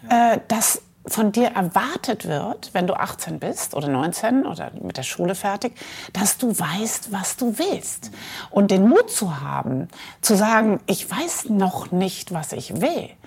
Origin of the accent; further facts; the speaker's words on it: Mainz, Rhineland-Palatinate, Germany; born there; Ja, ich bin geboren in Mainz am Rhein, mhm. äh, die Stadt, äh, wo Gutenberg herkommt.